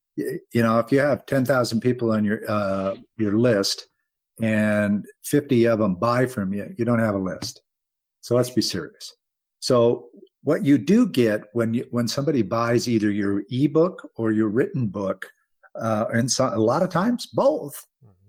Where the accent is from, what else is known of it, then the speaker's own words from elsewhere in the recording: United States; I'm an American